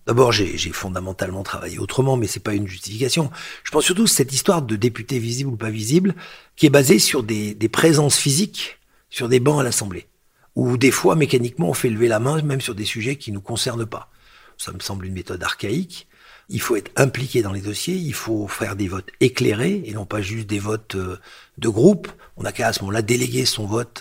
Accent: Lyon, Auvergne-Rhône-Alpes, France; born or raised there; moved away; also born or lived in Algeria / Paris / New York

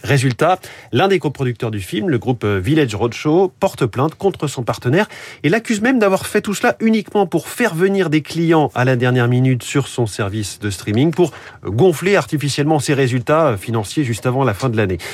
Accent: France

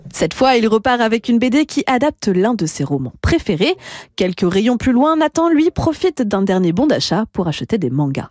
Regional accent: France; chez nous en France

